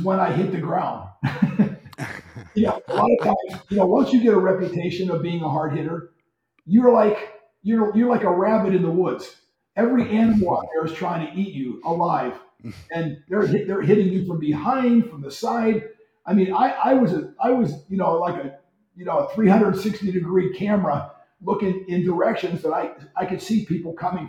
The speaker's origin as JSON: {"language": "English", "town": "Pittsburgh", "region": "Pennsylvania", "country": "United States", "said": "I'm from Pittsburgh"}